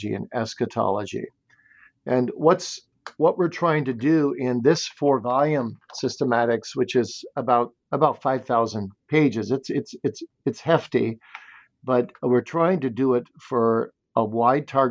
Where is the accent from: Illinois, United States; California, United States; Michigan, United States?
Michigan, United States; Kalamazoo; I grew up in Kalamazoo, Michigan, and my parents were very godly.